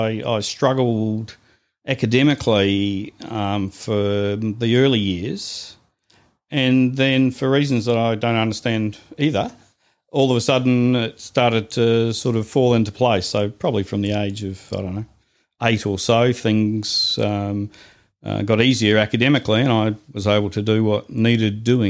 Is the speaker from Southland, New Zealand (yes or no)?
yes; Invercargill, Southland, New Zealand; now in Melbourne, Australia; I was born in Invercargill, New Zealand.